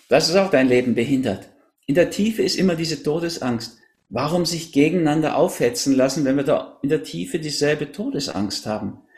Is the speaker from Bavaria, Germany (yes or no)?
no; Berlin, Germany; also born or lived in Hamburg; Ich bin so eine Mischung aus Berlin und Hamburg, in Berlin geboren.